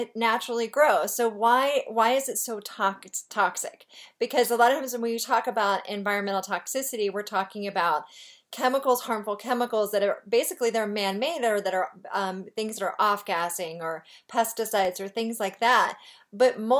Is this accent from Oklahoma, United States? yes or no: no; Virginia, United States; also born or lived in Santa Barbara, California; now in Park City, United States; Virginia where I grew up, where it's humid.